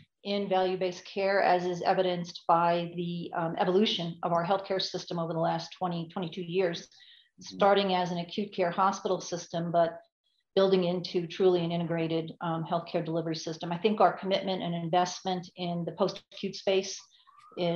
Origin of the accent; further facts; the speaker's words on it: Long Island, New York, United States; moved away; also born or lived in Park City, Utah / Phoenix; I hail from Long Island, New York. Haven't lived there in a long time.